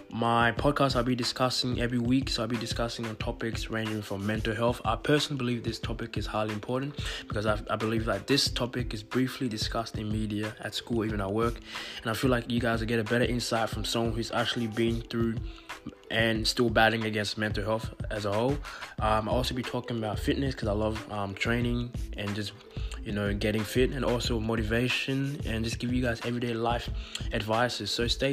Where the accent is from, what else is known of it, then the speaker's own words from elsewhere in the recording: Côte d’Ivoire; now in Melbourne, Australia; Just a brief introduction about myself. So I'm 22 years of age. I live in Melbourne, Australia, and I'm from Ivory Coast, West Africa.